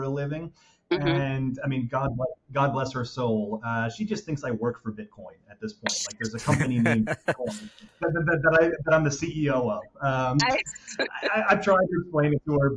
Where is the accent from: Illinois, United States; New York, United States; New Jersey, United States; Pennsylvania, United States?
Pennsylvania, United States; just outside of Philadelphia; we're American. We were born and raised just outside of Philadelphia